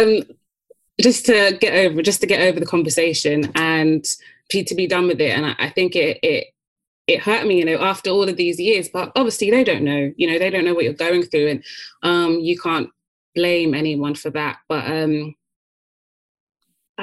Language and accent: English; United Kingdom; we're British